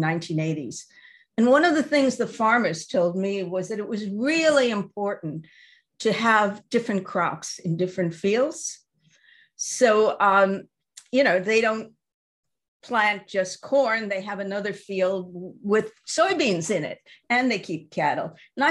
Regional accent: New York, United States; I grew up in New York

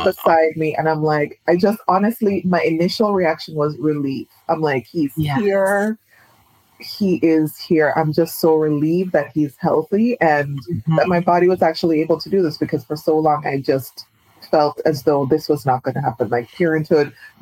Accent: Jamaica; I'm Jamaican, but Trinidad is in my bones.

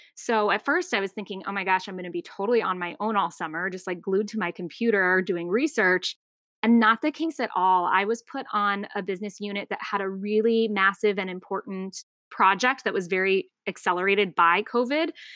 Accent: Tucson, Arizona, United States; moved away as an adult; also born or lived in North Carolina; I grew up in Tucson, Arizona, um, still consider it home

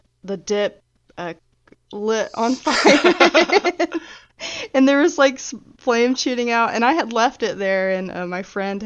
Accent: Georgia, United States; now in Alabama, United States; I'm from Georgia

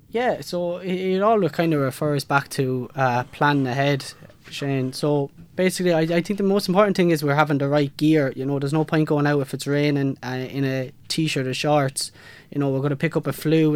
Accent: Kilkenny, Leinster, Ireland; I'm from Kilkenny City

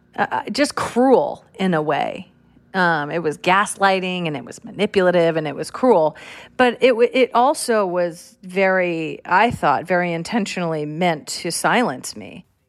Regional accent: California, United States; I'm from California

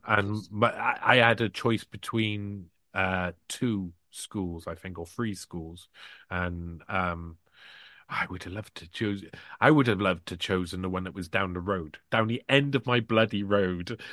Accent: United Kingdom; as a British person

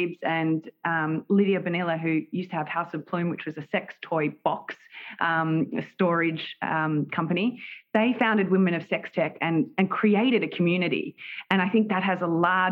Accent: Melbourne, Victoria, Australia; moved away as an adult; now in United States; am from Melbourne, Australia

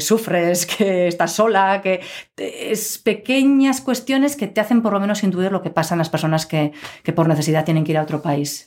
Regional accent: Pamplona, Navarre, Spain; also born or lived in Scotland / Madrid; yo desde pequeñita aquí

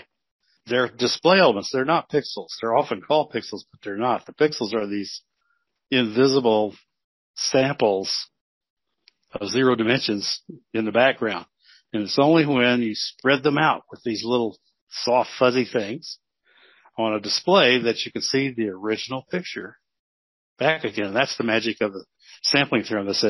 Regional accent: Las Cruces, New Mexico, United States; also born or lived in Clovis, New Mexico; I grew up in Las Cruces, New Mexico, and Clovis, New Mexico.

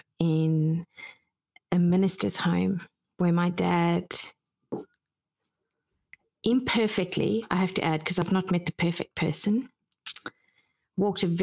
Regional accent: South Africa; I grew up in South Africa

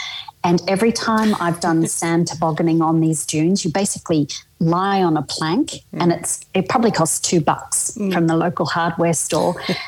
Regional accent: Brisbane, Queensland, Australia; Well, I'm in my 50s and I was born in Brisbane and I'm still discovering it.

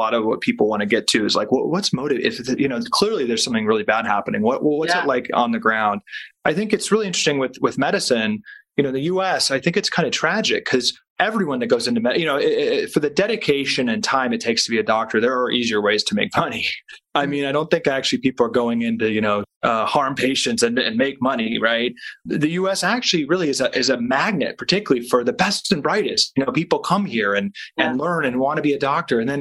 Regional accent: Washington, District of Columbia, United States; moved away as an adult; also born or lived in Stanford; I was born and raised in Georgetown, which is right in Washington, D.C.

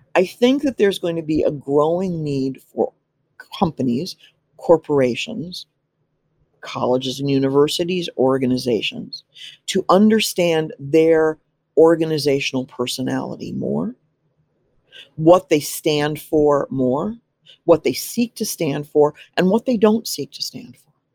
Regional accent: Midwest, United States; I'm from the Midwest and I'm quite Midwestern in many, many different, uh, ways.

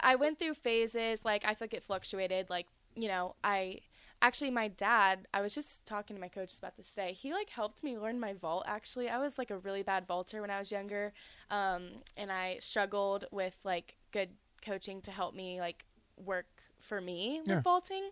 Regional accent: Charlotte, North Carolina, United States; also born or lived in Georgia; I was born in Georgia, and I lived there till I was about five, and then um, we just moved to North Carolina, so that's pretty much where I have all my memories

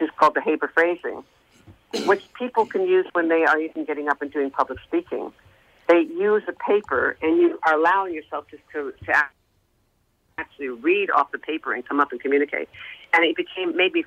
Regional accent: New York, United States; I sang in New York, I'm from New York.

